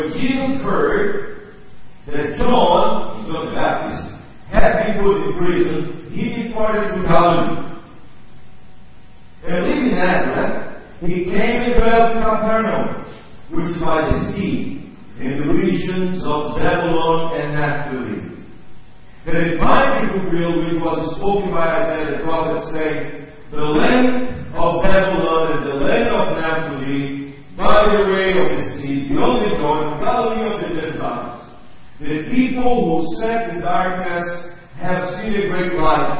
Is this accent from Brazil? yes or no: yes; Brazil; English is a second language; I grew up in Brazil, born in Brazil